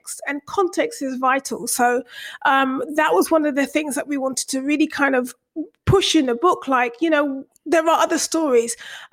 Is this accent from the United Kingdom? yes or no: yes; London, United Kingdom; I was born and bred in Brixton, born and raised in Brixton. I lived in army bases till I was about 5.